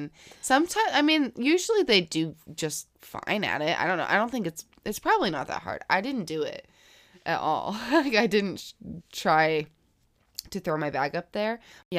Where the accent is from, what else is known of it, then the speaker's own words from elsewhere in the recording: Florida, United States; Because I'm from Florida, right?